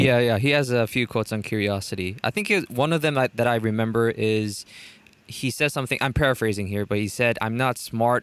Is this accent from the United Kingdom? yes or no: no; South Korea; I'm from South Korea